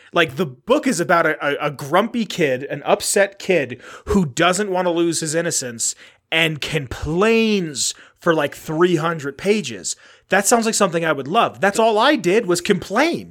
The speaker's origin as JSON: {"language": "English", "town": "New York City", "region": "New York", "country": "United States", "tie": "born or raised there"}